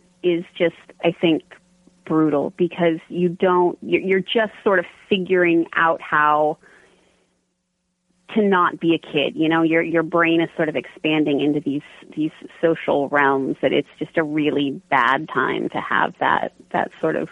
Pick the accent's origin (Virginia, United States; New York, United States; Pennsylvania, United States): Pennsylvania, United States; a tiny town outside of Pittsburgh; also born or lived in California / Arizona; when I was 10, we relocated to a tiny town outside of Pittsburgh, which is where all of my books are set